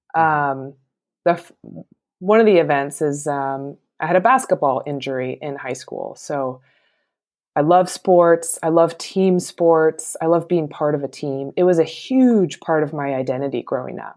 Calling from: Portland, Oregon, United States; I'm calling from Portland, Oregon

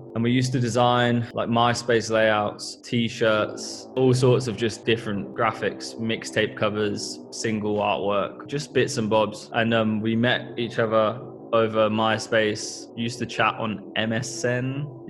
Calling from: Northampton, East Midlands, United Kingdom; We're tuning in from Northampton, where we both still live.

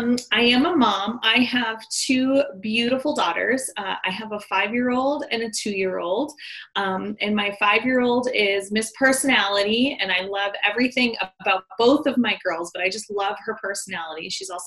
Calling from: Denver, Colorado, United States; I am in sunny Denver, Colorado, United States.

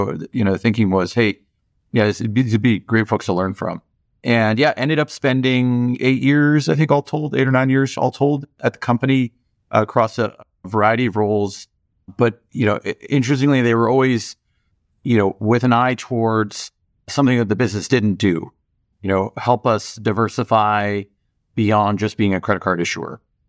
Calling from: Los Angeles, California, United States; I'm home here in my house in Los Angeles at the moment.

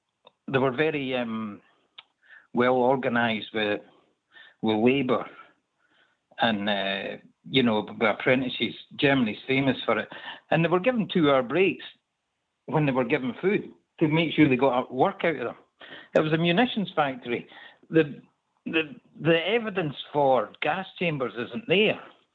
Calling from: Stirling, Scotland, United Kingdom; I'm in Scotland.

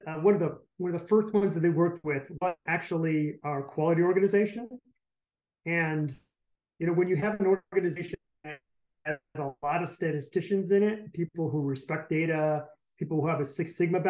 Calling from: Detroit, Michigan, United States; I am calling in from sunny, actually more like rainy, Detroit, Michigan.

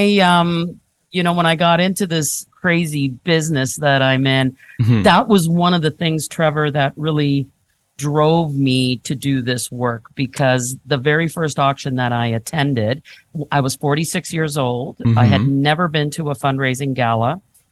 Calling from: Hamilton, Ontario, Canada; So I'm joining you from the lovely city of Hamilton.

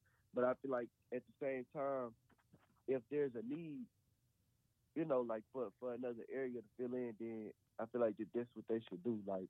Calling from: Little Rock, Arkansas, United States; I'm calling from Little Rock, Arkansas.

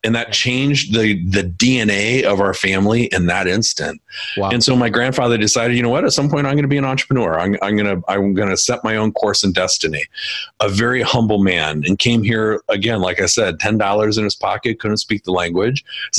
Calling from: Wisconsin, United States; So I'm in Wisconsin this week.

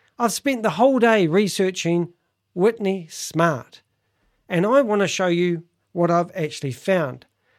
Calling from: New Zealand; I'm calling Canada from New Zealand.

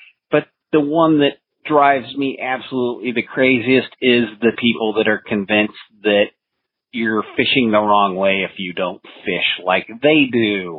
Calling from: Overland Park, Kansas, United States; Yeah, this is …, your effing librarian here in Overland Park, Kansas.

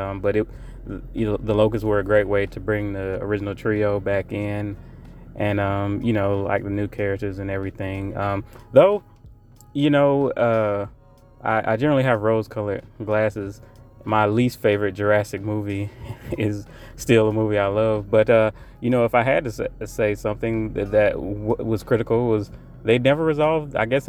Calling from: Raleigh, North Carolina, United States; I'm calling from Raleigh, North Carolina.

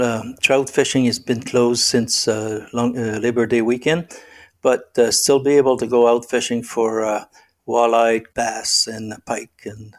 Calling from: Rockland, Ontario, Canada; Well, right now I'm in Rockland, Ontario. It's about 30 kilometers east of Ottawa, national capital of Canada.

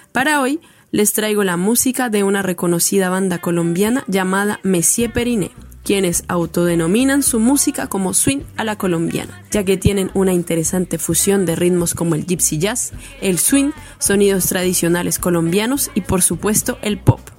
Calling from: Santiago, Santiago Metropolitan Region, Chile; soy la … de la Mestizonora desde Santiago de Chile para la Radio Mandinga

